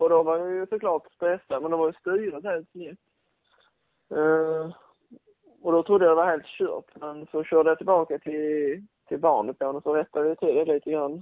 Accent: Sweden; som svensk

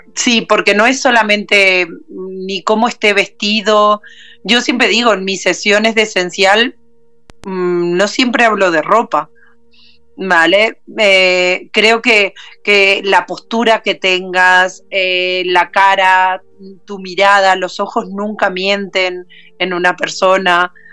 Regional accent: Uruguay; now in Barcelona, Spain; soy uruguaya, radicada en Barcelona

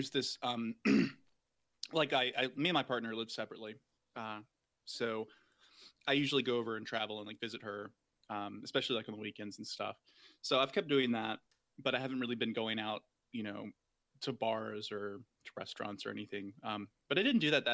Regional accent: Alabama, United States; moved away as an adult; now in Minneapolis, United States; I'm originally from the South, so originally from Alabama. I grew up there and just moved up here pretty recently.

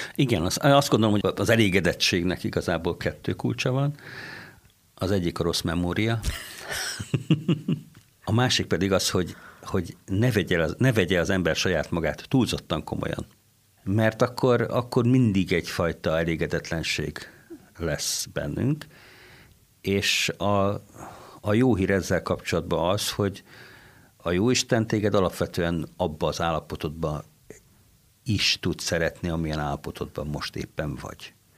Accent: Kaposvár, Somogy, Hungary; also born or lived in Mosdós; now in Székesfehérvár, Hungary; Kaposvári kórház szülészetén kezdtem a pályafutásomat, mint egészen pici csecsemő.

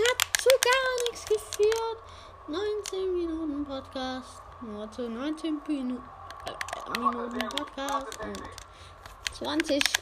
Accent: United States; Also ich bin ein Idiot aus Amerika. Bin aus, bin aus Amerika.

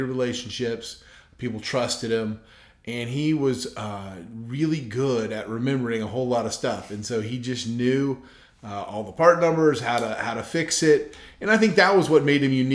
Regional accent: Clearwater, Florida, United States; I grew up in Clearwater, Florida.

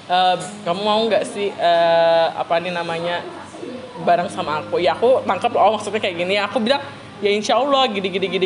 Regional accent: Kalimantan, Indonesia; dan ternyata aku bilang aku orang sini aku orang Kalimantan terus aku tanya lah karena kan di Kalimantan tuh nggak ada sih orang-orang

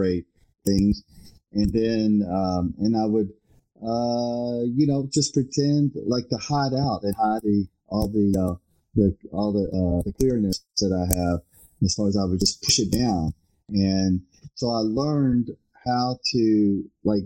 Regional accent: Louisville, Kentucky, United States; growing up in Louisville

